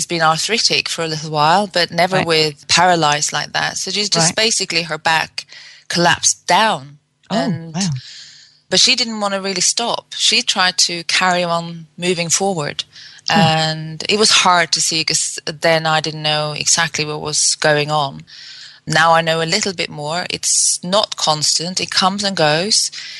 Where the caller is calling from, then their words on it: England, United Kingdom; I'm calling from England.